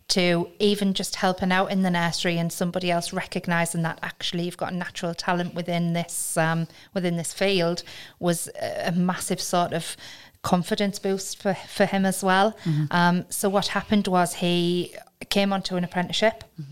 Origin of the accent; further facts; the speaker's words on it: Hartlepool, North East England, United Kingdom; I'm from Hartlepool